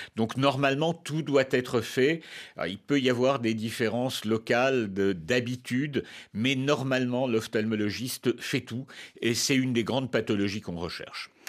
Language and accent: French; France; chez nous, en France